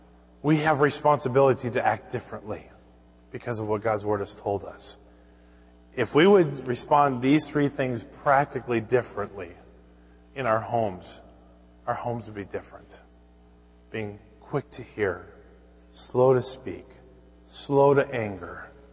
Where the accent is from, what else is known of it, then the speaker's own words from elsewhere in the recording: Minnesota, United States; I can remember growing up in Minnesota